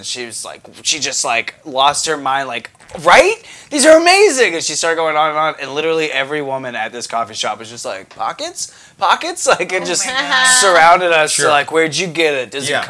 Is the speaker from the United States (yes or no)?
yes; Tampa, Florida, United States